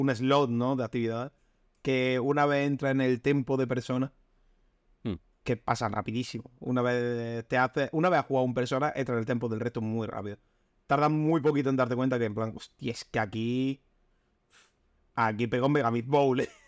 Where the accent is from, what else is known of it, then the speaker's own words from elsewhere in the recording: Almería, Andalusia, Spain; soy de Almería